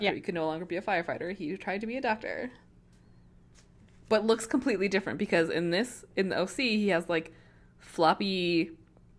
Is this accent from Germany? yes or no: no; Canada; We're Canadian, it's bilingual